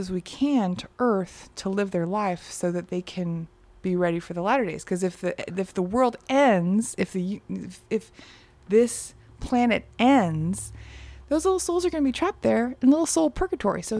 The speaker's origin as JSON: {"language": "English", "region": "Texas", "country": "United States", "tie": "born or raised there", "also_born_or_lived": "south of France", "moved": "yes", "lives_now": "Portland, United States", "said": "I grew up Mormon. Okay. In Texas."}